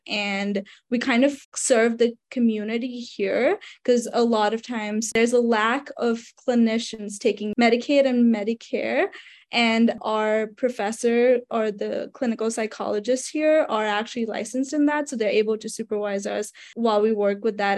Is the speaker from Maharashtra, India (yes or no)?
yes; Mumbai, Maharashtra, India; moved away as an adult; now in United States; so I am actually from Mumbai, India. So I was an international student